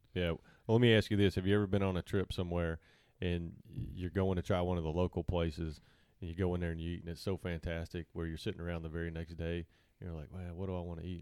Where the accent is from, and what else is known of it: Salina, Kansas, United States; moved away as an adult; now in Arkansas, United States